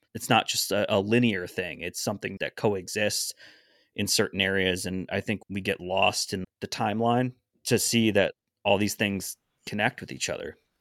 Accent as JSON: {"language": "English", "region": "New England", "country": "United States", "said": "we're all from New England"}